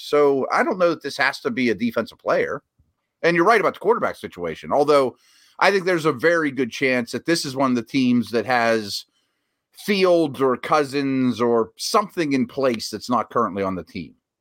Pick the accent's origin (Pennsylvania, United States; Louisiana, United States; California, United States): Pennsylvania, United States; Pittsburgh; I've seen three head coaches in my lifetime in my hometown